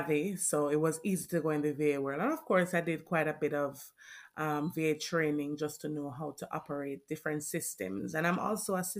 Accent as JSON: {"language": "English", "country": "Jamaica", "tie": "born or raised there", "said": "I'm Jamaican born."}